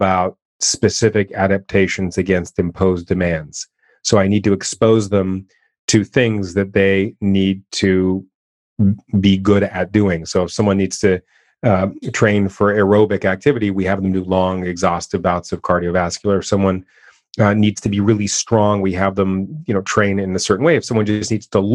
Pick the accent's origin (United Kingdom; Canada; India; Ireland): Canada; I'm born and raised in Canada